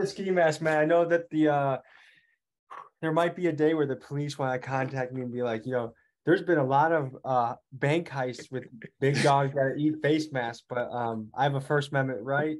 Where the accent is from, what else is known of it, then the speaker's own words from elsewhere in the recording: Crystal Lake, Illinois, United States; moved away as an adult; now in Milwaukee, United States; I'm from Crystal Lake, Illinois